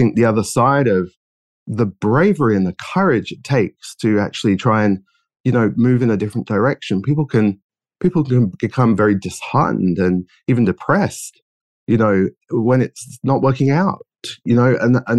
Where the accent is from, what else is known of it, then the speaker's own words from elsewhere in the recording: London, United Kingdom; accent: geographically confused; moved away as an adult; now in Australia; I grew up in London, and now I live in Australia. As you can probably tell by my geographically confused accent.